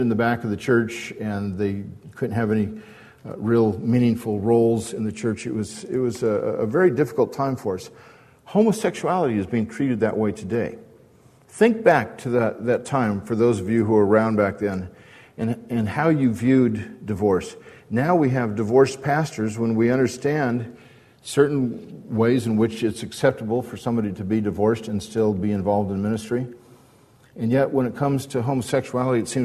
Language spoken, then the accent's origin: English; Newport Beach, California, United States; I grew up in Newport Beach with John Stevens right here